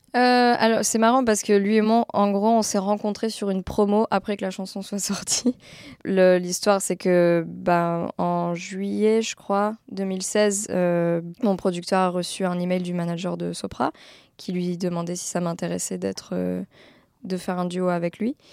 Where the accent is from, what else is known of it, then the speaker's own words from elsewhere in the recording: France; je suis française